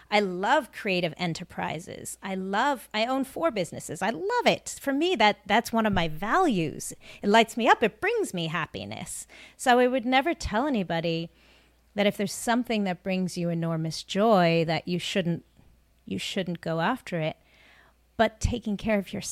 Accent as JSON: {"language": "English", "country": "South Africa", "moved": "yes", "lives_now": "United States", "said": "You know, I'm from South Africa originally, my family immigrated. That hard work ethic was ingrained in us. You know, we had, you know, very little money when we moved to America."}